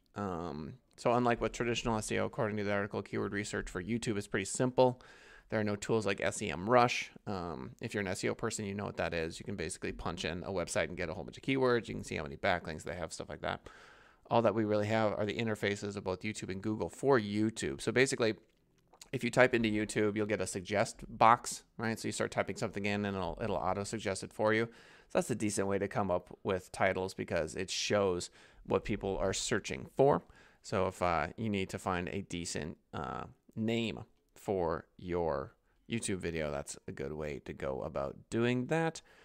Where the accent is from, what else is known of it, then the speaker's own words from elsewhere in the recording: United States; as an American